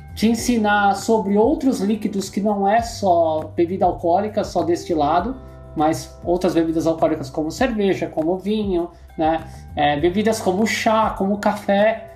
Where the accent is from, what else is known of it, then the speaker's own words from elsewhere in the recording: São Paulo, Brazil; eu sou da Zona Leste, minha mulher é da Zona Norte